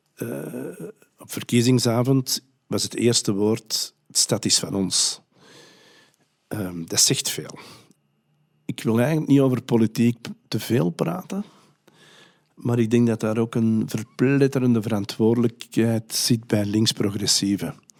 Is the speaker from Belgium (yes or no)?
yes; Antwerp, Flanders, Belgium; bij ons in Antwerpen